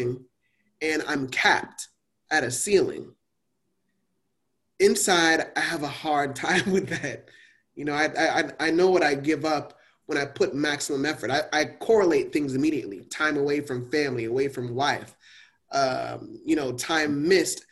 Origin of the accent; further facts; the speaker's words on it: Miami, Florida, United States; growing up in Miami, and I was in West Perrine